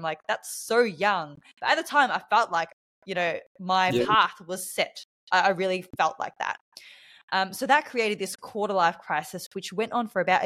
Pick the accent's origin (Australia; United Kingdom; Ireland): Australia; accent: Australian; also born or lived in Bali; you may be able to tell from my accent that I am from Australia. So I am an Australian in Bali right now.